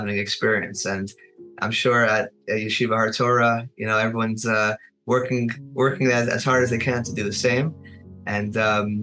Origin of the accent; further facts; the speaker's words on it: Monsey, New York, United States; I grew up in Muncie, I think I mentioned before, so I went to Ashar